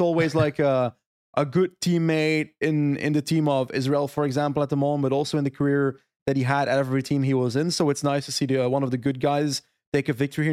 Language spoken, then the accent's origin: English; Flanders, Belgium; My Flemish soul